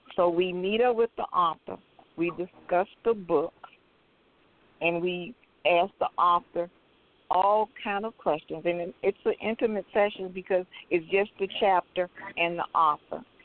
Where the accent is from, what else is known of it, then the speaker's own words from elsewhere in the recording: Miami, Florida, United States; now in Atlanta, United States; I'm originally from Miami, Florida